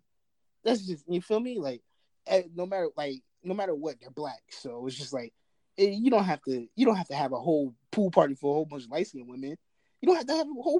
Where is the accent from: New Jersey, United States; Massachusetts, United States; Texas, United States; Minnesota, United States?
New Jersey, United States; also born or lived in Baltimore; I'm from Jersey